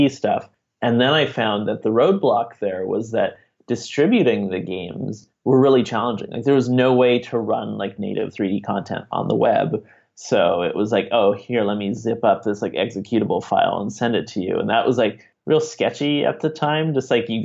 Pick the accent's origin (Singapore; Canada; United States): Canada; Montreal, Quebec; now in Ottawa, Canada; I'm originally from Montreal, but about 10 years or so ago, I moved to Ottawa